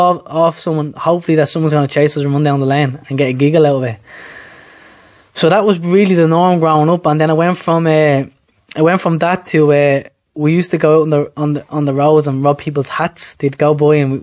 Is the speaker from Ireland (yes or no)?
yes; Dublin, Leinster, Ireland; I'm originally from Charmount Tree Flats now, that knocked down the last probably 4 or 5 years now. But that's where I'm originally from. It's just off the Portobello or Harcourt Street, so it's town, but south side town